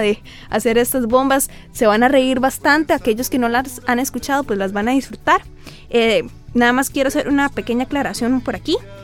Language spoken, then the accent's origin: Spanish; Costa Rica; los que somos aquí de Tiquicia